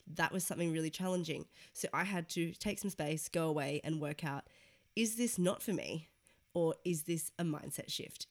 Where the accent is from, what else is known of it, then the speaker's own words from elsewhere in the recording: Sydney, New South Wales, Australia; moved away as an adult; now in London, United Kingdom; I am from Sydney, Australia, moved to London three years ago